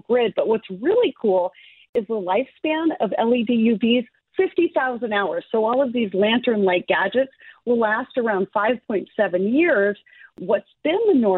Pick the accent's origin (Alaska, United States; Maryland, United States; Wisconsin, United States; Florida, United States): Alaska, United States; moved away; every summer I go to my home state of Alaska